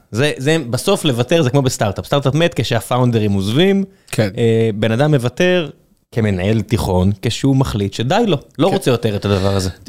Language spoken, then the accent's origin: Hebrew; Ramla, Central District, Israel; כן, נולדתי ברמלה